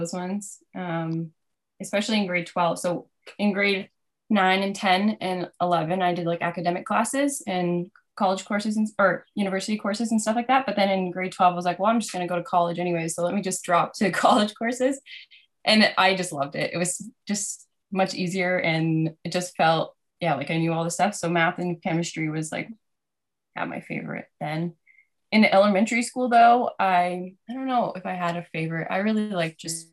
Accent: Burlington, Ontario, Canada; I grew up in Burlington, Ontario

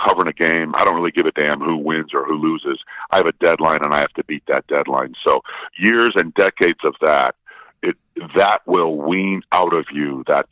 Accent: Milwaukee, Wisconsin, United States; I'm from Milwaukee, born and bred

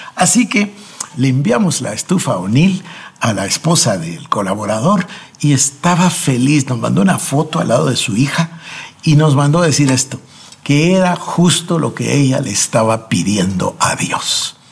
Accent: Guatemala; En mi país, acá en Guatemala

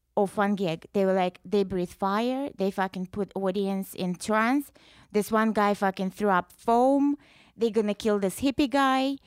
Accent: Russia; English is a second language; moved away as an adult; now in United States

